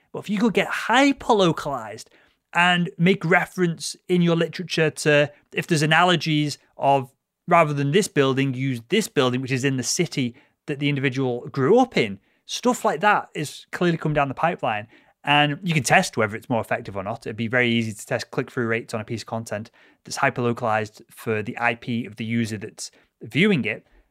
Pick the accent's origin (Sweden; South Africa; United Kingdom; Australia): United Kingdom; being born British